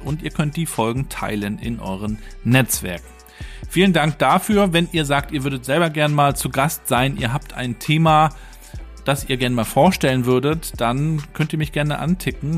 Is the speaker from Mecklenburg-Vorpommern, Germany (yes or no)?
yes; Mecklenburg-Vorpommern, Germany; hier bei uns in Mecklenburg-Vorpommern